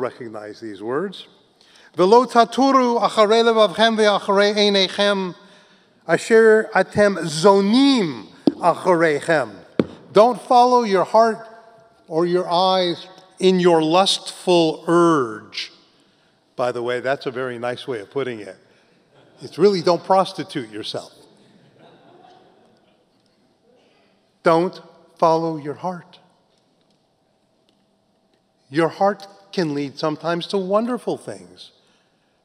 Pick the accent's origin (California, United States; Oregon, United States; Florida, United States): California, United States; also born or lived in New York; I was living here in New York, but I grew up in California, then went back.